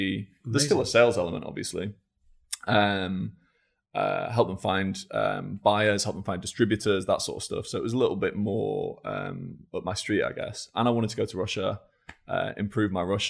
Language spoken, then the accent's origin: English; Scunthorpe, Yorkshire and the Humber, United Kingdom; born there; Sure. So I was born in Scunthorpe. In 1988.